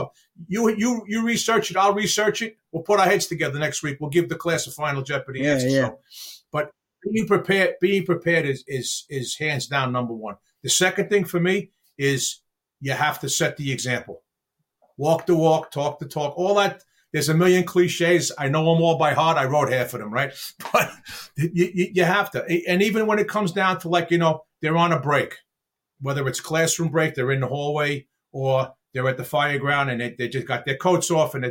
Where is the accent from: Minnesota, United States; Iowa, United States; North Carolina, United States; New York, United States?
New York, United States; New York City; I grew up in Brooklyn, New York.